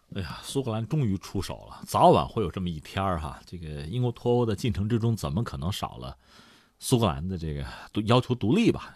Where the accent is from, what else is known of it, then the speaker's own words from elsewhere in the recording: China; 作为我们中国人来讲